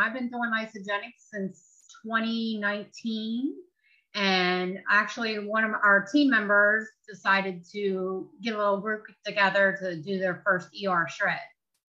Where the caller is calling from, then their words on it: Chambersburg, Pennsylvania, United States; I'm calling from a small town in Pennsylvania called Chambersburg.